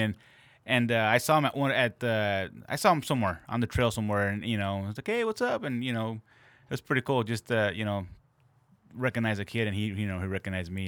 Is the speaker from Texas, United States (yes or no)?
no; Santa Ana, California, United States; I grew up in Santa Ana